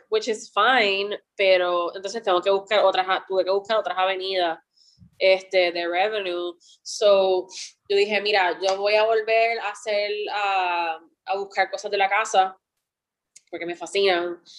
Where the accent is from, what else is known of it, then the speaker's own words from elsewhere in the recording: Puerto Rico; cuando yo estaba creciendo en Puerto Rico